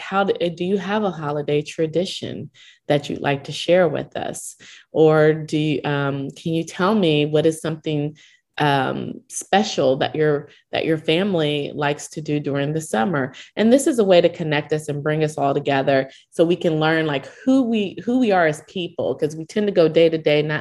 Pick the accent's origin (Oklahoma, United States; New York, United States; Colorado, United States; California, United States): Oklahoma, United States; Owasso; I grew up in Oklahoma, small town of Owasso, Oklahoma, which is not far outside of Tulsa.